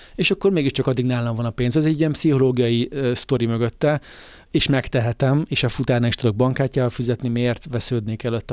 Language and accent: Hungarian; Hungary; magyarok vagyunk